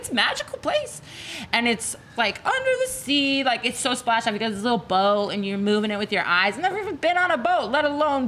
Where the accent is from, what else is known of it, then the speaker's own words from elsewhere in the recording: Austin, Texas, United States; moved away; I'm from Austin.